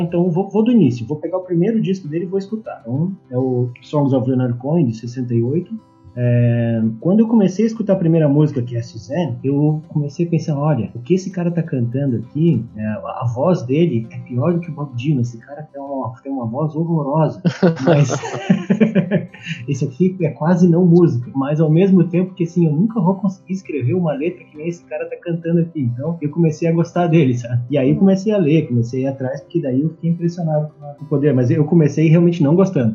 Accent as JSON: {"language": "Portuguese", "region": "southern Brazil", "country": "Brazil", "said": "eu tenho também uma origem que é aqui do sul do Brasil"}